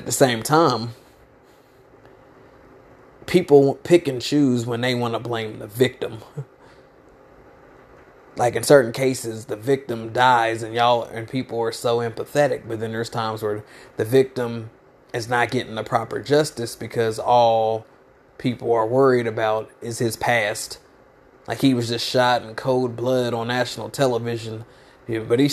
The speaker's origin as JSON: {"language": "English", "country": "United States", "said": "I'm African American"}